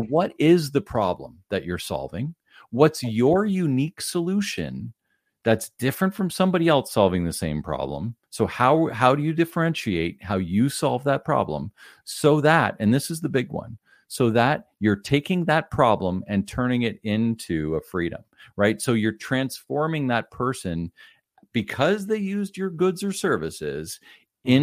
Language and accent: English; Ottawa, Ontario, Canada; moved away as an adult; now in near Toronto, Canada; born and raised in the Ottawa area